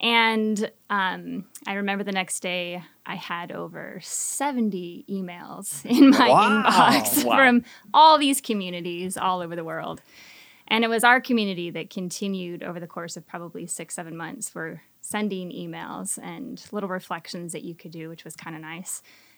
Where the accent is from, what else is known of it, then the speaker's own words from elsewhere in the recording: Michigan, United States; moved away; Originally from Michigan, lower part.